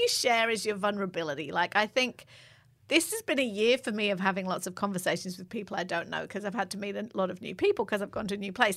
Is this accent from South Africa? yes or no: no; England, United Kingdom; I'm English